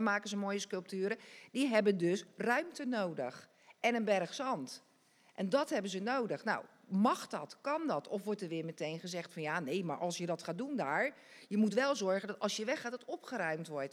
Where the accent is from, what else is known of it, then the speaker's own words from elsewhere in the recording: Dordrecht, South Holland, Netherlands; ik ken mijn jeugd hier in Dort echt als eh, ja, hartstikke leuk